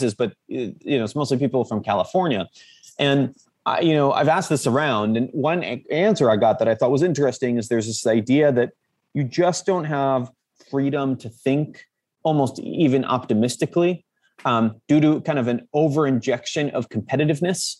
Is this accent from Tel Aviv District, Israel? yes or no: no; Jerusalem, Jerusalem District, Israel; moved away; also born or lived in Silicon Valley; I'm just someone from Jerusalem